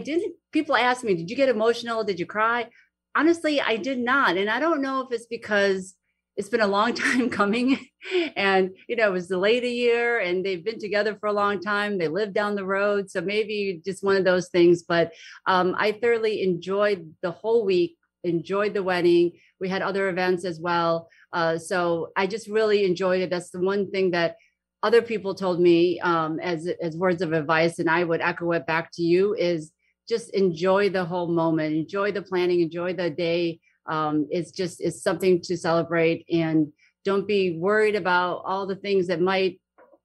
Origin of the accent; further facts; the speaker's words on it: Fairport, New York, United States; Fairport, New York, my hometown